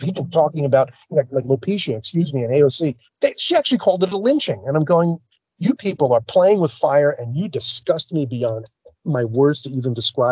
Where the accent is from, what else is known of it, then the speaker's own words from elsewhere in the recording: New York City, New York, United States; I'm from New York City